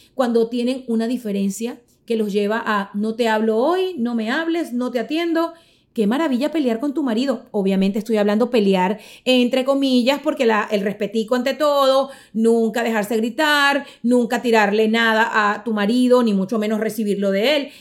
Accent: Caracas, Capital District, Venezuela; soy venezolana, caraqueña

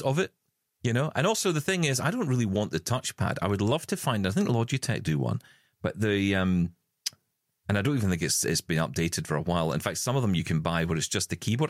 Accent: Scotland, United Kingdom; in our family because we're Scottish

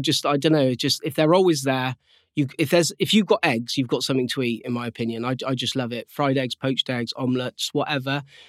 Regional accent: South West England, United Kingdom; I'm from Cornwall, obviously, you know, and there's not a great deal else to do, and it's in their blood.

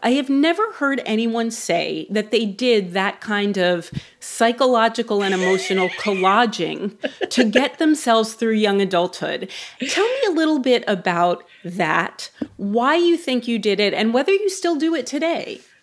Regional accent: New York, United States; as a New Yorker

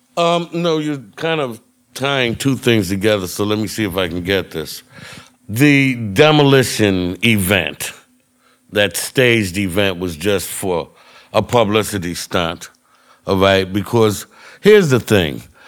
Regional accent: United States; I'm an American

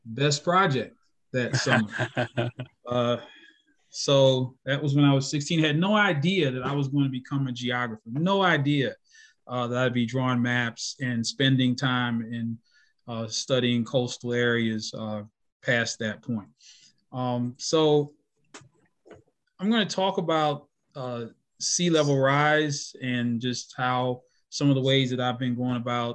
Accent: Baltimore, Maryland, United States; moved away as an adult; also born or lived in Kentucky / Florida / Tennessee; I'm a native of Baltimore, Maryland

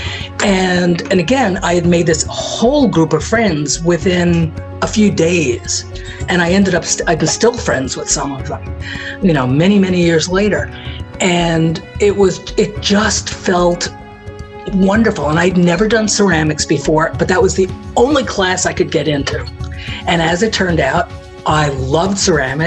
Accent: New York City, New York, United States; I grew up in Manhattan and had all the benefits of being in the city.

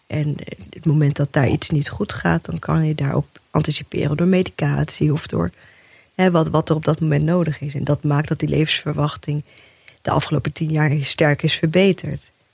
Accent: Rotterdam, South Holland, Netherlands; also born or lived in Bijlmer, Amsterdam; Eerste twee jaar in de Belmer gewoond. Daarna in Rotterdam opgegroeid.

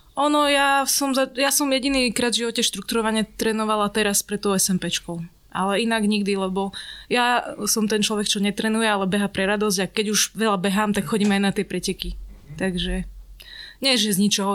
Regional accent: Stará Ľubovňa, Prešov Region, Slovakia; now in Bratislava, Slovakia; ja som zo Starej Ľubovne

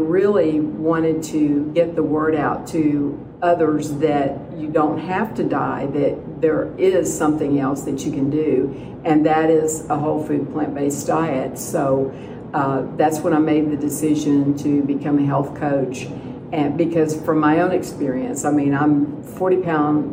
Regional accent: Dallas, Texas, United States; now in Carlsbad, United States; I'm originally from Dallas, but I live in Carlsbad, New Mexico

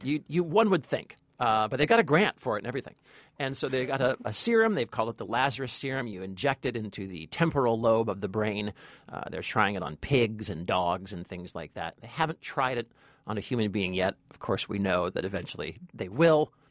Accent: Long Beach, California, United States; in my hometown, by the way. This is all filmed in Long Beach, California

